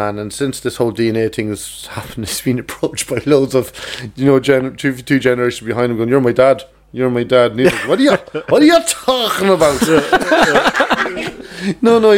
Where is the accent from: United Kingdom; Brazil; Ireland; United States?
Ireland; Kells; moved away; I was in Kells, my hometown there